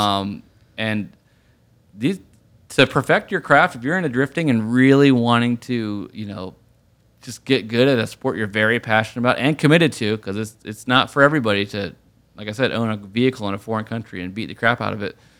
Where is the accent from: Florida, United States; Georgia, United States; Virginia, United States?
Virginia, United States; Richmond; moved away; also born or lived in New York; being from Richmond in Virginia